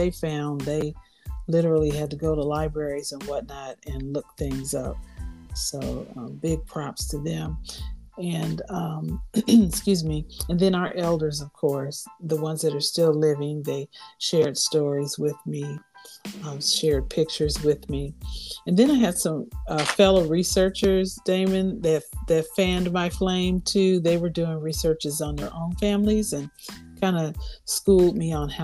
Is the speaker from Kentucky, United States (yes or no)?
no; California, United States; I grew up in California, and most of my family were in Missouri and beyond